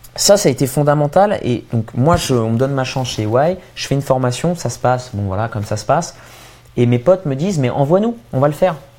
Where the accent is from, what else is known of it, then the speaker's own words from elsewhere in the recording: Châtillon, Île-de-France, France; je viens de Châtillon, en banlieue parisienne. Euh, ensuite, euh, j'ai fait des études ultra classiques. Moi, je suis modèle Bourdieu, quoi. Fils de pharmacien, euh, j'ai grandi, tu vois, dans une, dans une banlieue tranquille bourgeoise